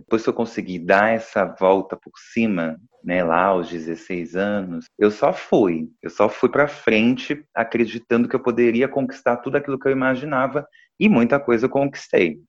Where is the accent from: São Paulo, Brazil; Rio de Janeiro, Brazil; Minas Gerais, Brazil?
Rio de Janeiro, Brazil; Duque de Caxias; Eu sou do Rio de Janeiro, sou de Duque de Caxias